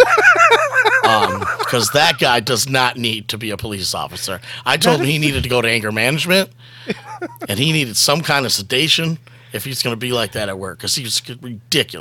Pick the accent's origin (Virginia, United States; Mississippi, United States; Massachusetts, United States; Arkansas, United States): Mississippi, United States; moved away; growing up in Mississippi